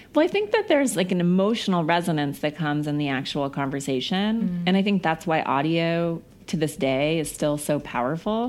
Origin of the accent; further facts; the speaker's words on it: Missoula, Montana, United States; moved away; I grew up in Missoula, Montana, which is like a small town